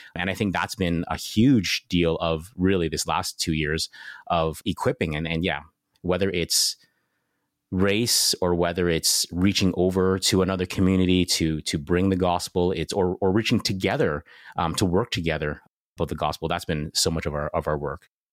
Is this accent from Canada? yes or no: yes; Canada